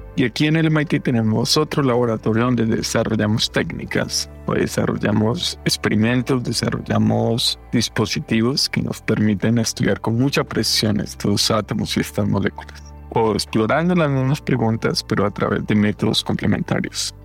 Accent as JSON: {"language": "Spanish", "town": "Fresno", "region": "Tolima", "country": "Colombia", "tie": "born or raised there", "moved": "yes", "said": "nosotros vivíamos en un pueblito, como, me comentabas, en Fresno, Tolima"}